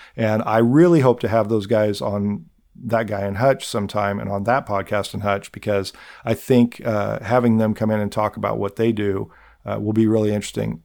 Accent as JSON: {"language": "English", "town": "Nickerson", "region": "Kansas", "country": "United States", "tie": "born or raised there", "said": "my hometown of Nickerson"}